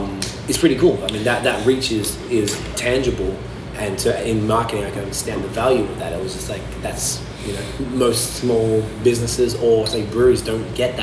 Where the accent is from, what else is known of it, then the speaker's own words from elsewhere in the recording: Australia; now in Canada; I'm Australian, living in Canada